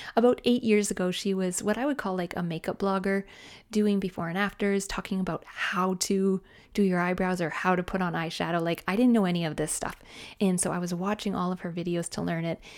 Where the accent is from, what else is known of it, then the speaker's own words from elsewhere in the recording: Canada; I'm Canadian